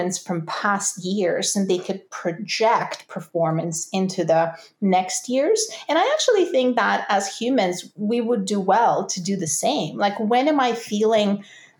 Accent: Russia; now in Canada; I'm from Russia, there are absolutely clear seasons there. Now I live in Canada

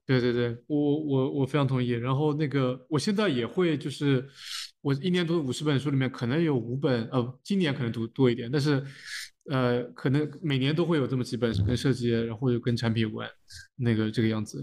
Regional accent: China; 虽然我们在中国长大

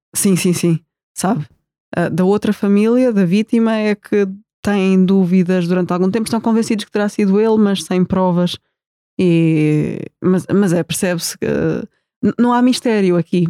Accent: Portugal; nós, como portugueses aqui neste retângulo

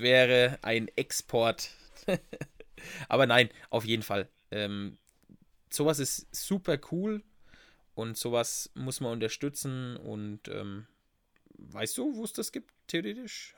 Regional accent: Bad Neustadt an der Saale, Bavaria, Germany; da ist auch meine Kindheit oft verbracht im Café Wiener

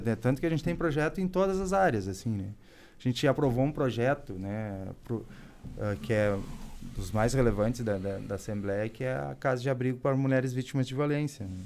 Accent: Novo Hamburgo, Rio Grande do Sul, Brazil; Eu sou de Novo Hamburgo.

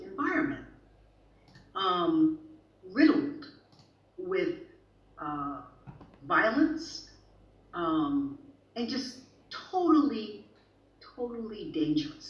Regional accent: the South, United States; now in Sweden; I'm from the South. I'm from that city where they had the most Confederate soldier statues.

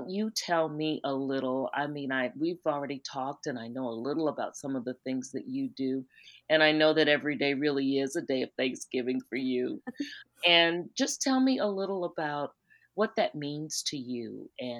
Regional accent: South Carolina, United States; I'm from South Carolina

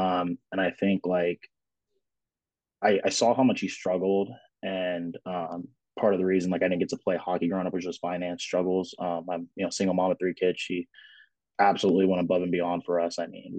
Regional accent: Anchorage, Alaska, United States; moved away as an adult; also born or lived in Colorado; So I was actually born and raised in Anchorage, Alaska. I know everybody likes like, oh my God, Alaska. No, so I was born and raised in Anchorage, and then the military took me to Colorado

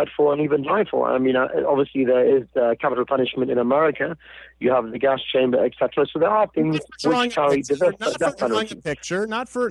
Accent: United Kingdom; I was born in Britain.

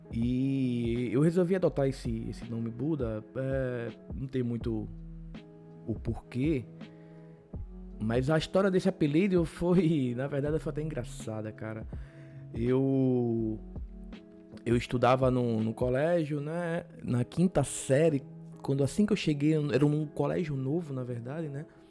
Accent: Paulista, Pernambuco, Brazil; sou de Pernambuco, de uma cidade chamada Paulista

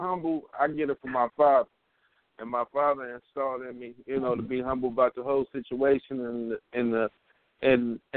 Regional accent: Middletown, Ohio, United States; So I'm from Middletown, Ohio.

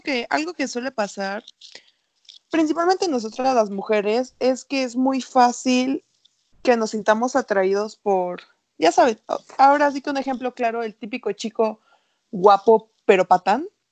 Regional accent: Culiacán, Sinaloa, Mexico; soy sinaloense

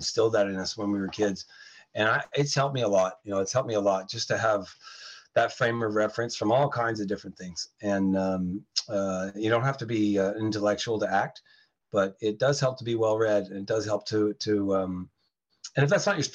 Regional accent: Canada; also born or lived in New York State, United States; I was born in New York, in New York State, and we emigrated to Canada when I was a kid

